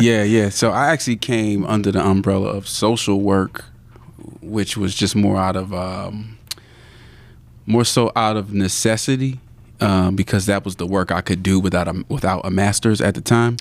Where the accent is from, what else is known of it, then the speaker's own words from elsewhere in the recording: Abington, Pennsylvania, United States; also born or lived in Philadelphia; my mom was raised there. And then from that point, uh, we came out to Abington, uh, Pennsylvania.